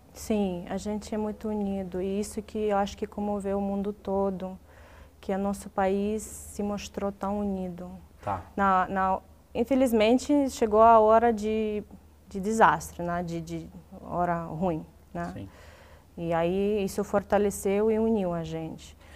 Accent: Dnipro, Dnipropetrovsk Oblast, Ukraine; born or raised there; first language Russian; Portuguese is a second language; moved away as an adult; now in Brazil

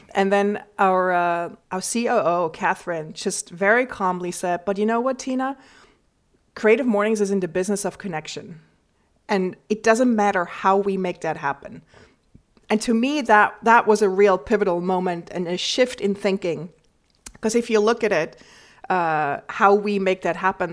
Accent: Switzerland; moved away as an adult; now in New York, United States; I grew up in the Swiss countryside and I moved to New York 20 years ago

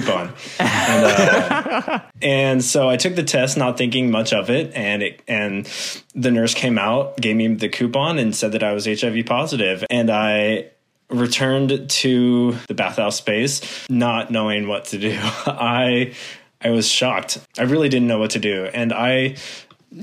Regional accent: Concord, California, United States; also born or lived in San Francisco; now in Sacramento, United States; I grew up in the Bay Area, Concord, Walnut Creek area

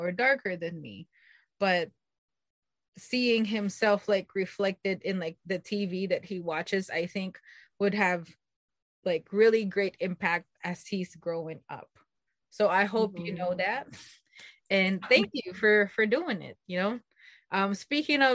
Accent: Philippines; moved away; growing up, I grew up in the Philippines

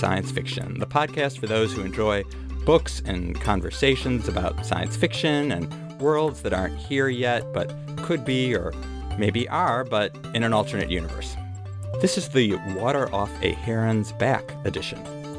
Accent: Lake Michigan, Midwest, United States; I grew up on Lake Michigan, which has kind of yellow, sandy beaches, and the water is very cold there as well.

